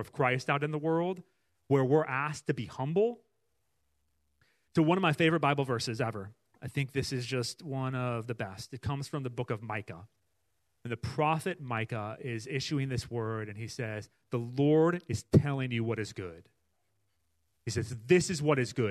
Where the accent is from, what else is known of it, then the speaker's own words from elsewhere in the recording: Iowa City, Iowa, United States; we grew up in Iowa. We grew up close to the University of Iowa campus